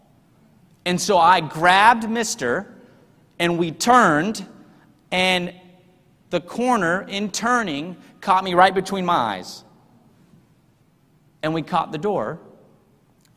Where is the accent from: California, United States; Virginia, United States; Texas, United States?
Texas, United States; also born or lived in Salt Lake City, Utah / Sydney, Australia; I'm from Texas